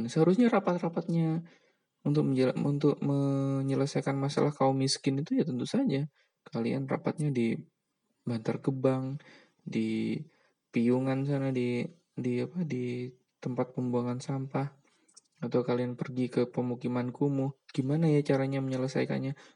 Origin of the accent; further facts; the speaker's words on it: Java, Indonesia; di Jawa misalnya karena karena kenapa Jawa ya karena saya orang Jawa mungkin teman-teman yang dari luar daerah mungkin bisa juga untuk cerita ya jadi nggak bias Jawa